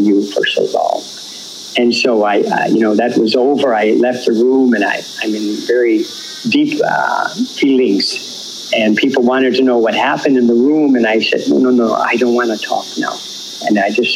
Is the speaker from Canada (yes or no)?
yes; Canada; first language English; moved away as an adult; I went home. And when I went home for some legal work in Canada